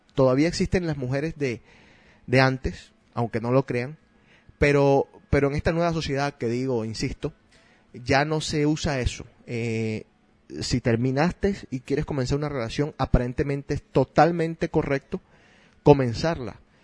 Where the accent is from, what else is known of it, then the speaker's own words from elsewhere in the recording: Argentina; moved away; En mi país le llamaban pastelero aquel que se cambiaba de equipos todo el tiempo